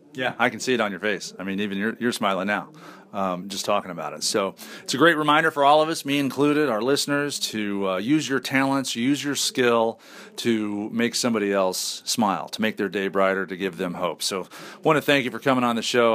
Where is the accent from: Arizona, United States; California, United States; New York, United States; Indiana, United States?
Indiana, United States; Indianapolis; accent: northern; I'm from Indianapolis